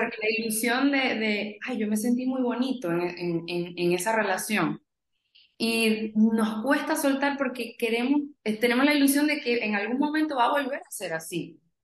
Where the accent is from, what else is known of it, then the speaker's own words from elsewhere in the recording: Venezuela; moved away as an adult; now in United States; yo soy de Venezuela, tengo 26 años, 4 años viviendo en Estados Unidos